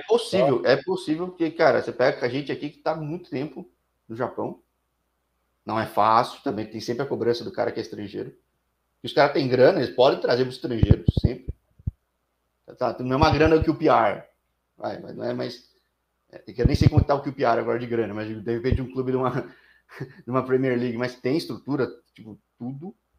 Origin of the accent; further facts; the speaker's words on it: São Paulo, Brazil; eu que sou de São Paulo